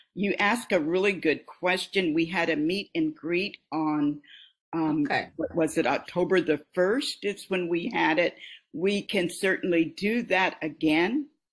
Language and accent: English; Des Moines, Iowa, United States; the era in which I grew up in Des Moines